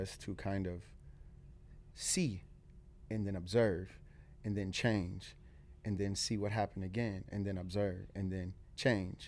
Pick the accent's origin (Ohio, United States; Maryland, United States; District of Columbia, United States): Ohio, United States; Akron; born or raised there; now in Cleveland, United States